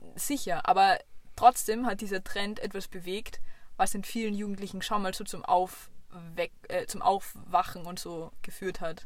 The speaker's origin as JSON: {"language": "German", "region": "Vienna", "country": "Austria", "said": "eindeutig als Wienerin"}